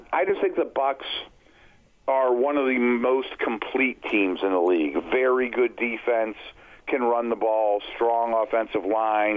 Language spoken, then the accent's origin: English; Pittsburgh, Pennsylvania, United States; I'm from Pittsburgh